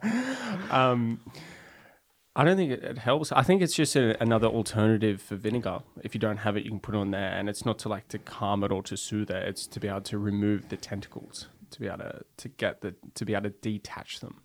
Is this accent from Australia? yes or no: yes; Central Coast, New South Wales, Australia; now in Norway; I grew up just north, um, of Sydney